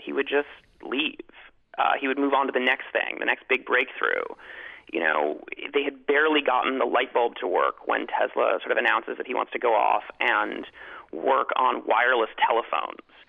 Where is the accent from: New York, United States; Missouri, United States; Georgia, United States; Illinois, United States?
Illinois, United States; Chicago; I grew up in Chicago, and I grew up across town from where I went to high school